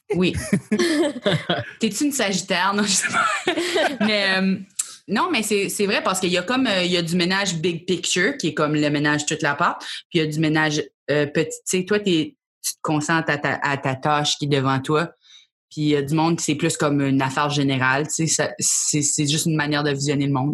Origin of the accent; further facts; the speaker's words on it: New Brunswick, Canada; also born or lived in Acadian Peninsula; je viens d'une partie du Nouveau-Brunswick, c'est pas tout l'océan.